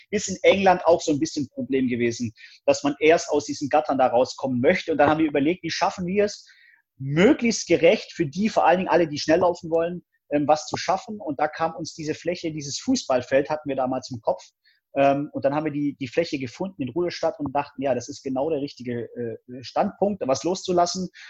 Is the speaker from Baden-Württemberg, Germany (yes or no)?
yes; Stuttgart, Baden-Württemberg, Germany; Ich komme ja aus dem Stuttgarter Raum, er kommt aus Ruderstadt